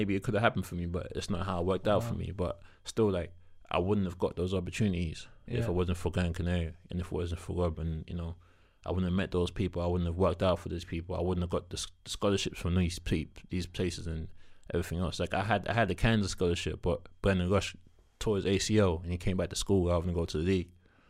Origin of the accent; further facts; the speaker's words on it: South East England, United Kingdom; And we're both from Kent.